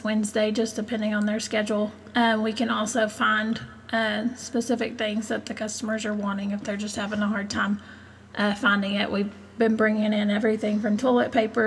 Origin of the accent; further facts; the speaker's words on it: Hico, Texas, United States; also born or lived in Stephenville, Texas; I grew up in Hyco, lived there all my life